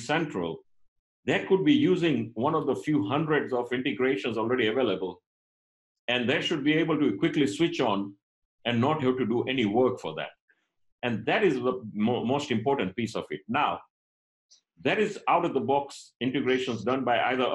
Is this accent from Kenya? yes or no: yes; Kenya; moved away; I'm of Indian origin, but I was born and brought up in Kenya, and I did up to my high school in Kenya.